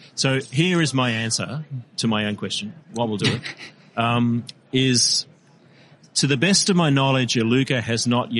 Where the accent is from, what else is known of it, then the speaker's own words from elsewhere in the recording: Victoria, Australia; born there; I was born in Victoria, but I accept no responsibility for what's happening.